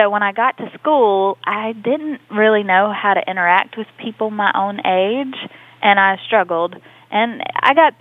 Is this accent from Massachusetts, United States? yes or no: no; Mississippi, United States; Mississippi, it's a special place